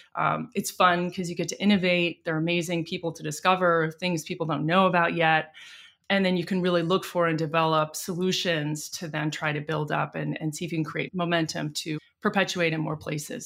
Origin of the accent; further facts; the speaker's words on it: United States; also born or lived in London, United Kingdom / Washington, D.C., United States / San Francisco, United States; I grew up in New York and D C